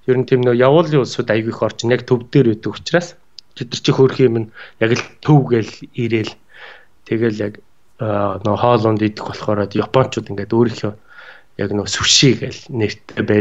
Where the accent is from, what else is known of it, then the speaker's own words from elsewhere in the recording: Nalaikh, Ulaanbaatar, Mongolia; moved away; also born or lived in Stockholm, Sweden; Тэнд бол төрж өссөн. А тэгээд Улаанбаатар хотод шилжиж орж ирсэн налаахын уугуул.